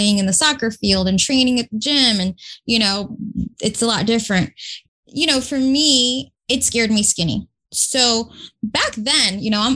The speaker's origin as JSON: {"language": "English", "town": "Newark", "region": "New Jersey", "country": "United States", "tie": "born or raised there", "said": "I grew up in Newark, New Jersey, first generation from immigrant parents"}